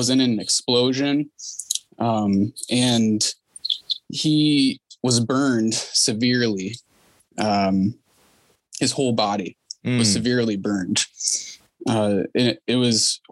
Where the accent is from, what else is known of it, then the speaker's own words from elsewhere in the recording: Detroit, Michigan, United States; now in Ohio, United States; I grew up in the Detroit area and eventually made it out this way